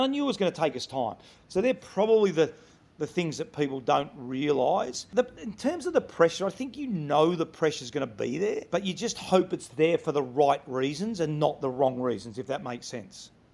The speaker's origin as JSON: {"language": "English", "town": "Melbourne", "region": "Victoria", "country": "Australia", "also_born_or_lived": "Sydney", "moved": "as an adult", "said": "I'm originally from Melbourne"}